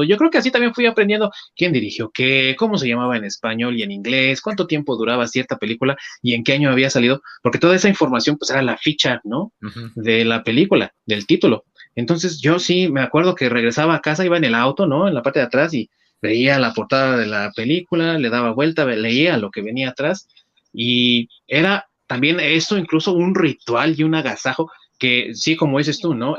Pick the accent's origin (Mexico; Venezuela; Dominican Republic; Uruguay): Mexico; nuestro país